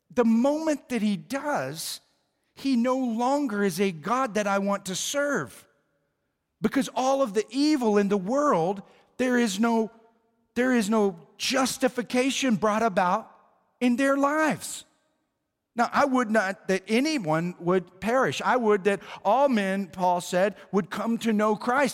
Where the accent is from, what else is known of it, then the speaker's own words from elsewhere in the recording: Oklahoma, United States; moved away; I was from Oklahoma